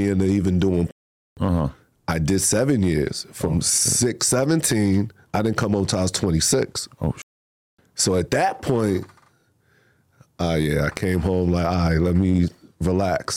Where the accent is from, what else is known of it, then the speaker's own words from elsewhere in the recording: Roosevelt, New York, United States; I was born and raised in Roosevelt, Long Island